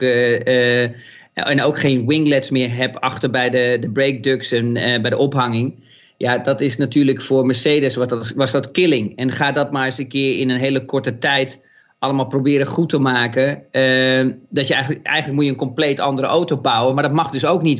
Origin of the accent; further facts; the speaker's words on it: Netherlands; ons als Nederlanders